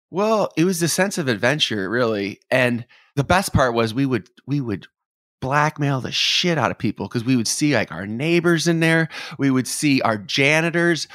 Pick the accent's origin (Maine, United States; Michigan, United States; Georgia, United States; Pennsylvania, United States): Michigan, United States; Detroit; now in Nashville, United States; growing up in Detroit